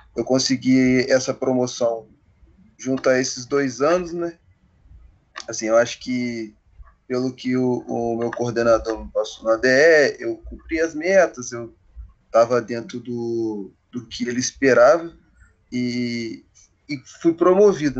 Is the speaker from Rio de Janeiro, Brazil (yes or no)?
yes; Volta Redonda, Rio de Janeiro, Brazil; para minha para minha cidade mesmo